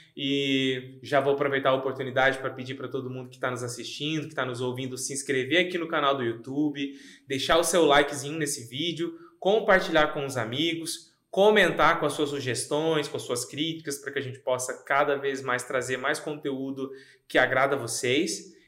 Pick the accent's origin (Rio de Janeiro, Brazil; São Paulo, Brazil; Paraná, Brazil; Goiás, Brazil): Goiás, Brazil; Goiânia; moved away as an adult; now in Rio Grande do Sul, Brazil; eu sou nascido em Goiânia, é, tenho 33 anos é, e mora aqui no Rio Grande do Sul tem nove anos